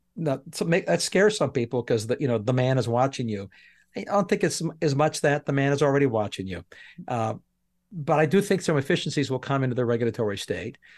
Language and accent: English; Canada; now in United States; I'm Canadian that I'm em-, emigrated to America